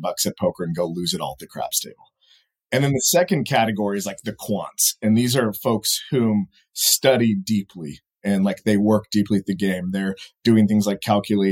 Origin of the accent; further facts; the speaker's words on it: Fresno, California, United States; growing up in Fresno, California, right in the middle of the state